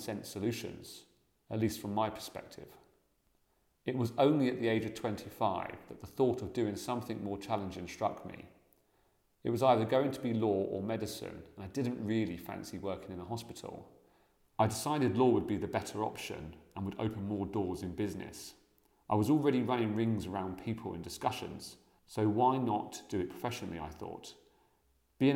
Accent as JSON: {"language": "English", "area": "Buckinghamshire", "region": "South East England", "country": "United Kingdom", "tie": "born or raised there", "said": "I grew up in the Buckinghamshire countryside"}